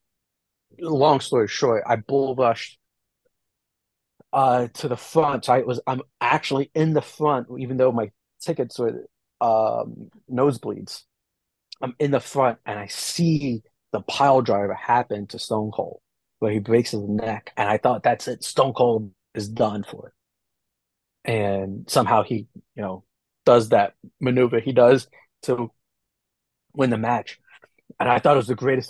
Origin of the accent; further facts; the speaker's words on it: New Jersey, United States; I'm from New Jersey